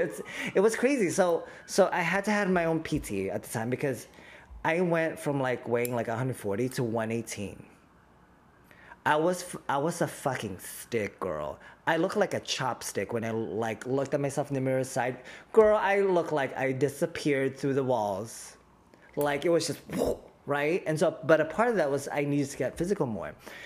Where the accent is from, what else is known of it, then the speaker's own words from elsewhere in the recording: Philippines; as a Filipino, now I'm on like anti-diabetes pills because we're predisposed to having diabetes and high cholesterol.